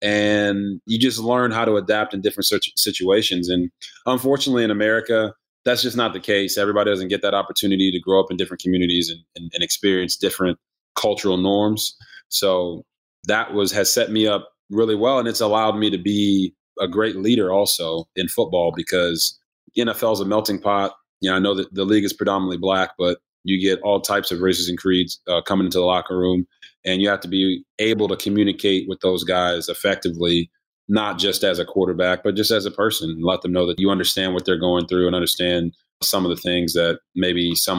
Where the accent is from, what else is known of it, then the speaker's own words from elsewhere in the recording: Copper Cove, Texas, United States; also born or lived in Japan / Washington State / New Orleans / South Carolina; So I was born in Japan, moved around a bunch, lived in Washington State, New Orleans, Louisiana, South Carolina, and then finally settled in Texas, in Copper Cove, Texas.